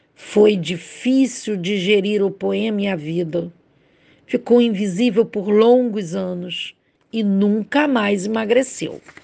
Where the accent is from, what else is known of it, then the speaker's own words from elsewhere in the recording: Rio de Janeiro, Brazil; sou do Rio de Janeiro, carioca